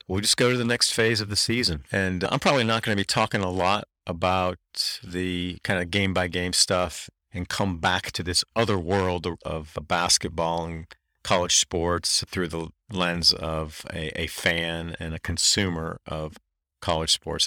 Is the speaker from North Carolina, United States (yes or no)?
yes; Durham, North Carolina, United States; I grew up in Durham